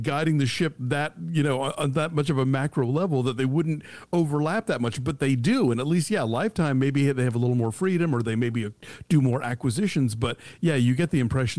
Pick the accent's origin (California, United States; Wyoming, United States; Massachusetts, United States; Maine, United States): Maine, United States; It's like, my people, I'm from Maine, you know.